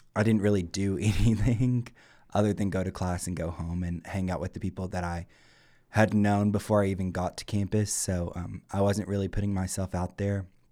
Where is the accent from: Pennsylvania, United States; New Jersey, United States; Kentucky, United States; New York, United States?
Kentucky, United States; Campton; I'm from Campden, Kentucky.